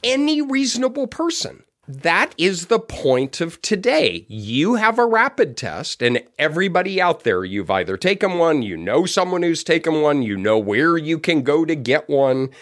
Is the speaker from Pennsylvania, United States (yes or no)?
no; Denver, Colorado, United States; moved away; I grew up in Denver.